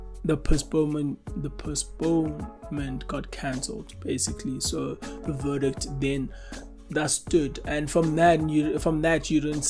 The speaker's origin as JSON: {"language": "English", "country": "South Africa", "said": "as a South African sporting nation"}